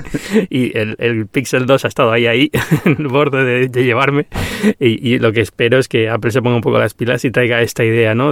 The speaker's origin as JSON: {"language": "Spanish", "region": "Canary Islands", "country": "Spain", "said": "soy canario"}